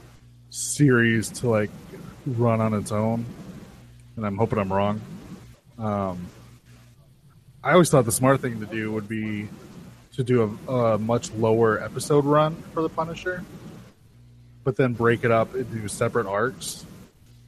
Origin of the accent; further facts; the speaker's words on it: United States; Our American citizenship.